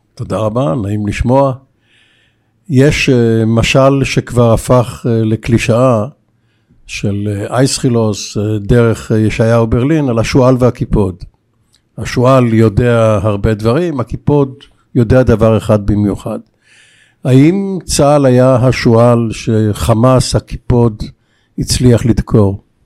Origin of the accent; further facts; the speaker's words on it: Bat Yam, Tel Aviv District, Israel; born or raised there